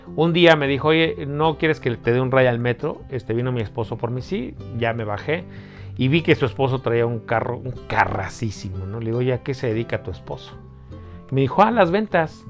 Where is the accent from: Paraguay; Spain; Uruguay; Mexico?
Mexico; Mexico City; yo nací, crecí en Iztapalapa